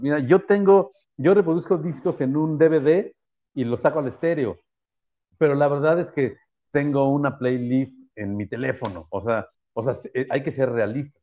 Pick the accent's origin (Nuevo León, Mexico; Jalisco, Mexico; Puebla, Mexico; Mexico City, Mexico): Mexico City, Mexico; como buen chilango